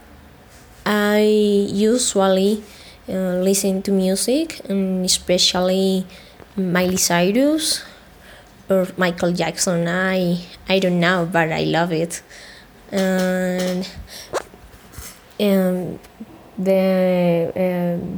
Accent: Colombia; English is a second language; also born or lived in Chocontá, Colombia; I am from Colombia and I live in Chocontá near to Bogotá, Colombia

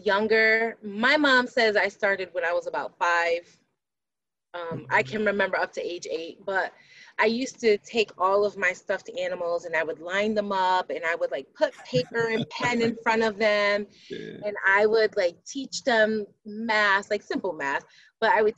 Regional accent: Hartford, Connecticut, United States; moved away as an adult; also born or lived in California; I also am born and raised in Hartford. I live in Hartford. I moved away, but I ended up coming back here.

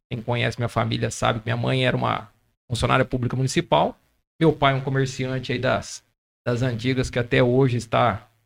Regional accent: Bebedouro, São Paulo, Brazil; Sou nascido em Bebedouro, criado

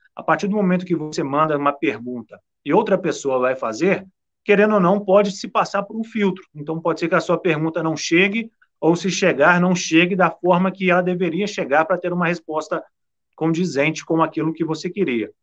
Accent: São Lourenço, Minas Gerais, Brazil; eu sou da região aí, eu sou de São Lourenço, próximo aí

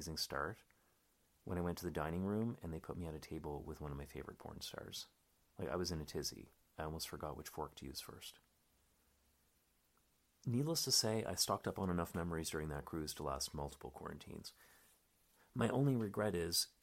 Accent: Canada; now in Berlin, Germany; I'm a Canadian stand-up comic living in Berlin.

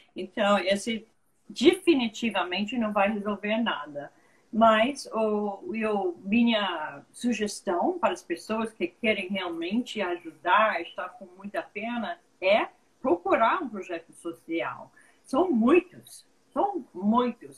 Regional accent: United States; Portuguese is a second language; moved away as an adult; also born or lived in Brazil; eu sou americana, mas quase brasileira

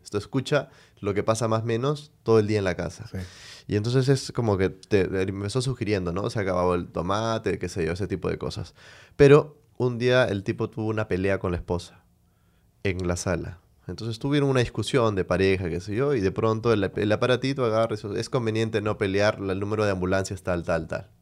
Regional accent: Venezuela; now in Peru; soy de Venezuela

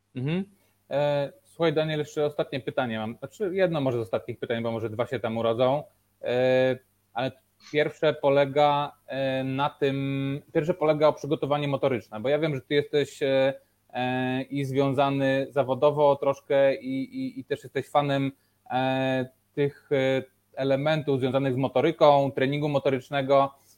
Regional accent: Rzeszów, Subcarpathian Voivodeship, Poland; ja jestem z Rzeszowa

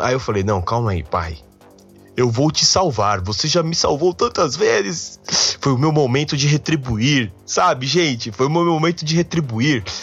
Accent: São Paulo, Brazil; sou um paulistano nato. Eu nasci em São Paulo

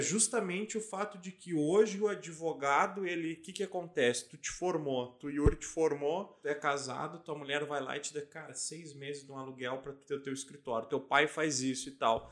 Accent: Lages, Santa Catarina, Brazil; moved away; Na minha cidade natal, Lages, cara, a, a minha casa fica num bairro.

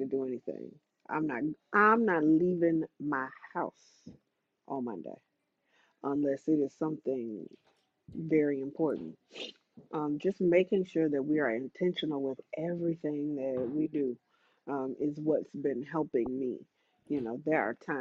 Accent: Atlanta, Georgia, United States; I am from Atlanta.

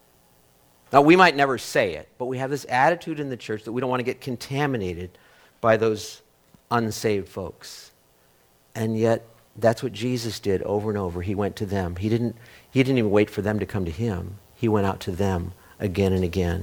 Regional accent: United States; I'm an American

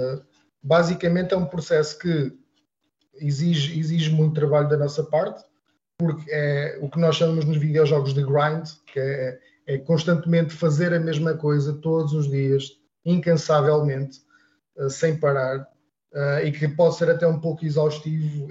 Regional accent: Portugal; first language European Portuguese; para nós, sendo portugueses

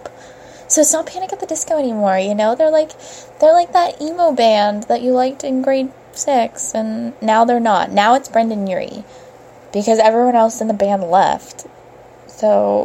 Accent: Brampton, Ontario, Canada; I'm from Brampton

